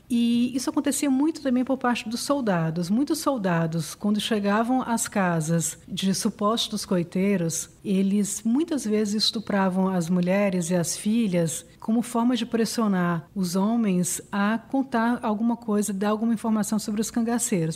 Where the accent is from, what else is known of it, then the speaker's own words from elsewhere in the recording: Northeast Brazil, Brazil; also born or lived in Mossoró, Rio Grande do Norte; Eu sou do Nordeste